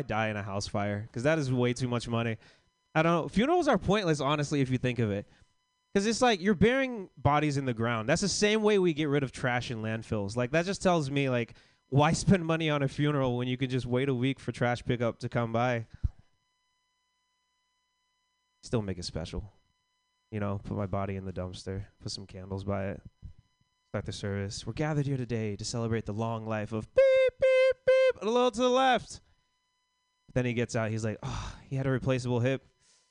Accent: Florida, United States; I grew up in Florida

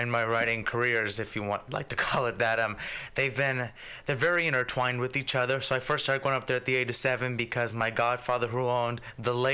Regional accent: San Francisco, California, United States; I grew up in the Excelsior

